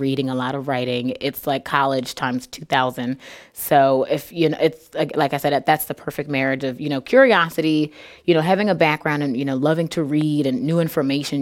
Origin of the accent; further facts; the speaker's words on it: Philadelphia, Pennsylvania, United States; moved away as an adult; now in Peoria, United States; I grew up there